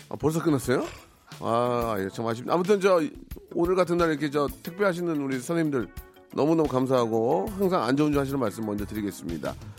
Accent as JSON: {"language": "Korean", "town": "Jeongeup", "region": "North Jeolla", "country": "South Korea", "tie": "born or raised there", "said": "제 고향이 그쪽이거든요"}